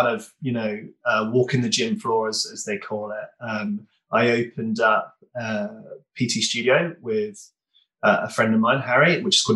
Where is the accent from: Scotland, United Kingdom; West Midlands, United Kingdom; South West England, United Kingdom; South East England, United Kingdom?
South West England, United Kingdom; Tavistock; now in London, United Kingdom; I grew up in Tavistock.